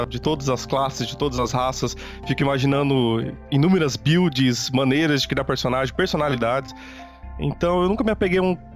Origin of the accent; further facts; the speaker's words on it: Penápolis, São Paulo, Brazil; Eu sou do interior de São Paulo, uma cidade chamada Penápolis.